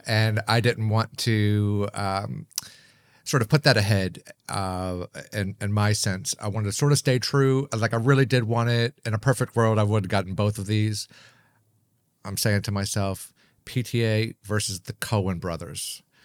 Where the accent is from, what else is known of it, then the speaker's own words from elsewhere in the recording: Maryland, United States; also born or lived in Hawaii; my hometown in Maryland